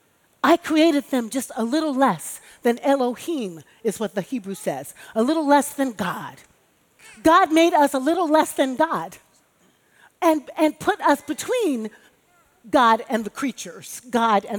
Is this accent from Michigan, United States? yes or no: no; Chicago, Illinois, United States; born or raised there; now in New York, United States